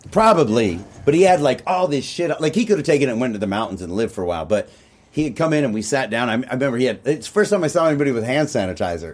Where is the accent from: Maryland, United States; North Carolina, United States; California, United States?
California, United States; Covina; we're both from Covina, but it's different high schools